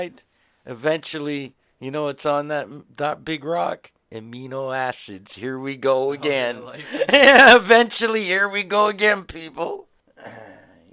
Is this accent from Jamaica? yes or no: no; Canada; as a Canadian